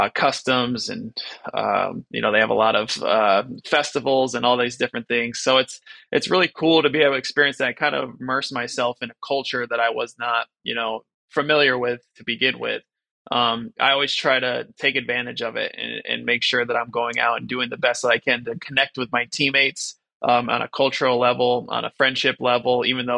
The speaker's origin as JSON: {"language": "English", "country": "United States", "tie": "born or raised there", "said": "growing up in America and then going over to a country like China"}